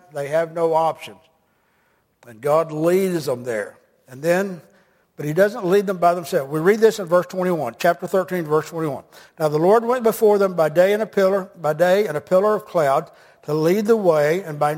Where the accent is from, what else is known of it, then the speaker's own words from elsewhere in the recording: United States; I'm an American